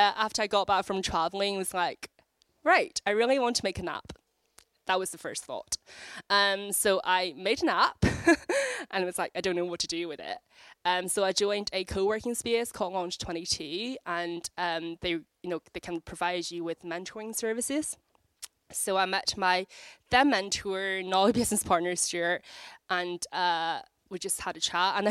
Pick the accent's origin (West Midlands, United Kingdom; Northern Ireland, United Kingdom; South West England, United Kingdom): Northern Ireland, United Kingdom; Belfast; moved away as an adult; also born or lived in China; now in London, United Kingdom; I was born in China, brought up in Belfast, and I've lived in London for over 8 years.